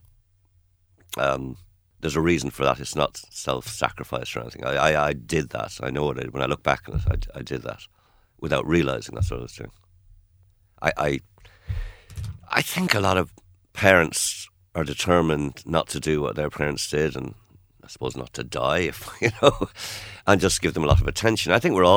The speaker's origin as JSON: {"language": "English", "town": "Rochdale", "region": "North West England", "country": "United Kingdom", "tie": "born or raised there", "also_born_or_lived": "Kerry, Ireland", "moved": "yes", "lives_now": "Ireland", "said": "I was born in Manchester, or Greater Manchester, in Rochdale. And, you know, we were, in one sense, we were little English boys and girls."}